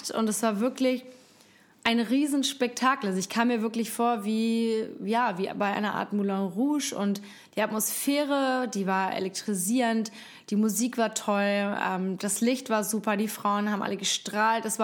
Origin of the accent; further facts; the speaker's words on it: Hamburg, Germany; Jetzt komme ich auch noch aus Hamburg, bin eine waschechte Hamburger Dern